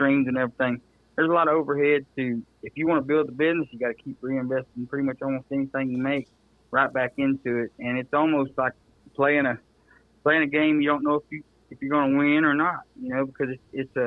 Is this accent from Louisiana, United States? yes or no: yes; just south of Shreveport, Louisiana, United States; I'm originally from just south of Shreveport. So that was the closest big town we had. I was born in Shreveport at the hospital there.